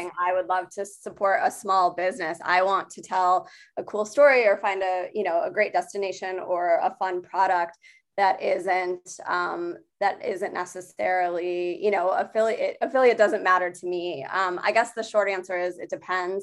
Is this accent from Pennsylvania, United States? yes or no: no; Michigan, United States; now in Chicago, United States; I'm from Michigan originally